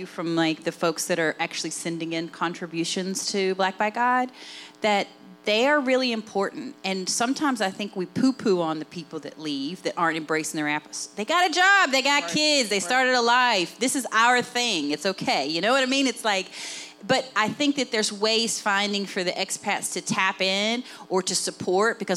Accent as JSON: {"language": "English", "region": "West Virginia", "country": "United States", "accent": "Appalachian", "said": "when people hear my accent, they say, where are you from, Tennessee? You know what I mean? Like, they name every place but West Virginia"}